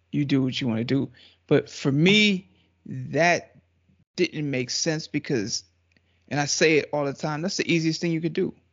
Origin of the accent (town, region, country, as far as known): Trinidad & Tobago